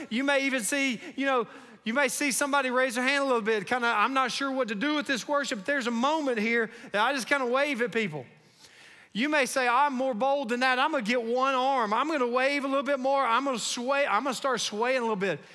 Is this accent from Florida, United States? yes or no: no; North Carolina, United States; I grew up in North Carolina